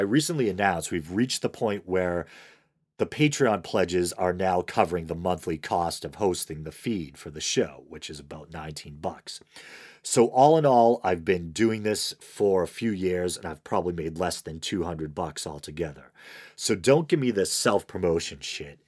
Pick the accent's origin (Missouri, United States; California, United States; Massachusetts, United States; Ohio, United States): Massachusetts, United States; Boston; accent: Boston; I have a Boston accent, which some might mistake for a New York or a Jersey accent